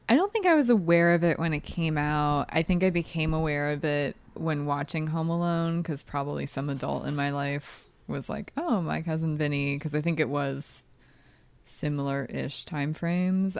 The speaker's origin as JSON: {"language": "English", "region": "East Coast", "country": "United States", "said": "I'm also from the East Coast"}